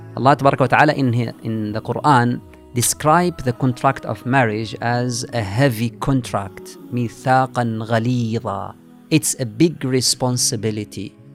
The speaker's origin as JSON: {"language": "English", "country": "Mauritania", "moved": "as an adult", "lives_now": "Manchester, United Kingdom", "said": "I'm from Mauritania"}